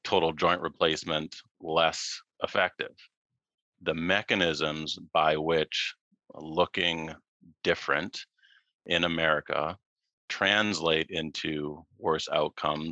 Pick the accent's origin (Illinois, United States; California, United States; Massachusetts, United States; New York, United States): Massachusetts, United States; moved away as an adult; also born or lived in Baltimore; now in Hawaii, United States; I grew up in Massachusetts